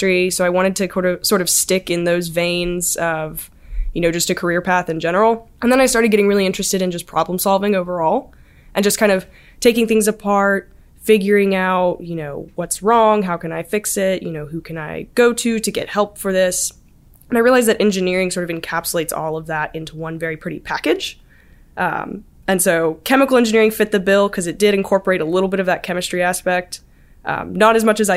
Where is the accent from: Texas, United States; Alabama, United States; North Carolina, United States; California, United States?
Alabama, United States; Auburn; I'm from Auburn.